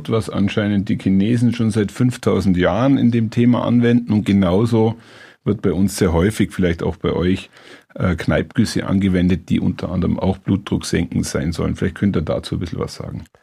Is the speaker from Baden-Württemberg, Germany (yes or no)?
no; Bavaria, Germany; komme ich ja aus dem Allgäu und bin in ländlicher Gegend aufgewachsen